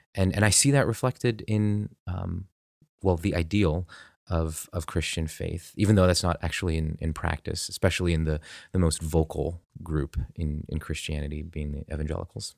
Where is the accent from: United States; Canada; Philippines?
United States; I'm very American